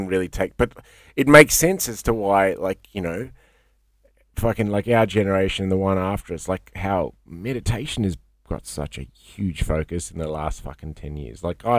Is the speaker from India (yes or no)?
yes; India; I tell people I'm Indian, and most people, a lot of people go, yeah, all right, I get that. But then a lot of people go, oh, you kind of look Lebo or Turk. And I'm like, all right, well, here's the thing. And I say fucking Persian Indian.